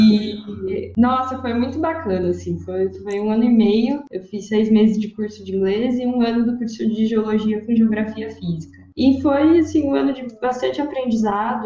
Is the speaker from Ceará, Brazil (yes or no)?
no; Rio Claro, São Paulo, Brazil; eu sou de Rio Claro